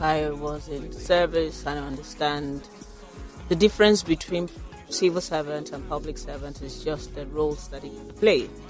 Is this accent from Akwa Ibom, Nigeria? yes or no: no; Lagos, Nigeria; born or raised there; also born or lived in Ogun Waterside, Ogun State / London